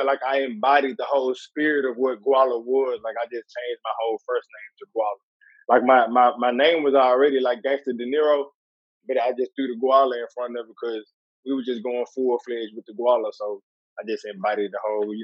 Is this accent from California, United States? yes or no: no; Columbus, Ohio, United States; moved away as an adult; also born or lived in Louisville; I probably moved to Columbus when I was like 7. And I stayed there until basically till I was like 20-something.